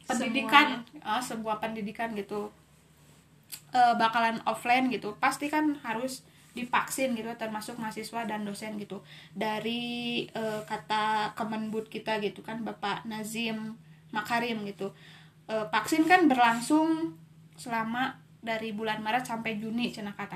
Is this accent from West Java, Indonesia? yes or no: yes; Pangalengan, West Java, Indonesia; accent: Sundanese; Saya dari Pangalengan.